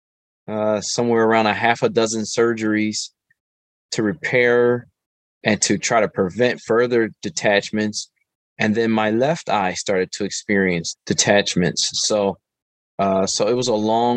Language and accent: English; Philadelphia, Pennsylvania, United States; I am from West Philadelphia, born and raised, and Philadelphia is my home. And I grew up here